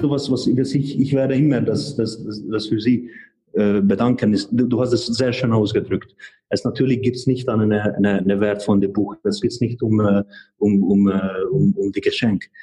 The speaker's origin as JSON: {"language": "German", "country": "Hungary", "second_language": "German", "moved": "yes", "lives_now": "Germany", "said": "also sie kommt aus Tschechien, ich komme aus Ungarn ähm, beide sind äh, de, de neu, etwas oder in den letzten Jahren zu hier in Deutschland gekommen"}